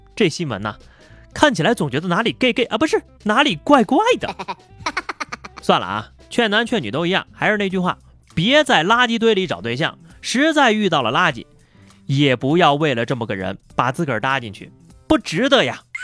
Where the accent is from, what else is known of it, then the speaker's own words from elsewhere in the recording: China; 作为一个中国人